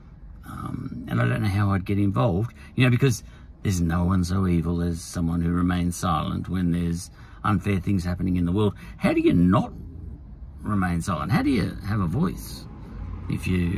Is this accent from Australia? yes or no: yes; Australia; as an Australian, I like the way it is here